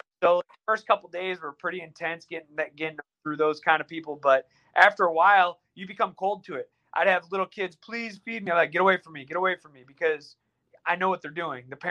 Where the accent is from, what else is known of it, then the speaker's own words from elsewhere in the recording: United States; they know you're American